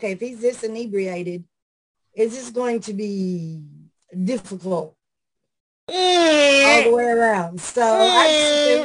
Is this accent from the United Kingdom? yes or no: no; outside Nashville, Middle Tennessee, United States; Right outside of Nashville. I was born and raised here.